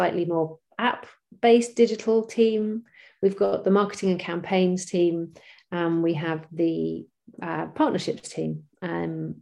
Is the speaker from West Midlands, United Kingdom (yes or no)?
no; Bristol, South West England, United Kingdom; my hometown of Bristol in the UK